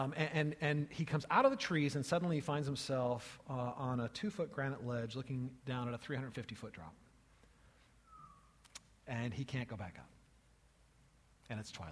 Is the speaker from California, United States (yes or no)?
yes; California, United States; as a child growing up in California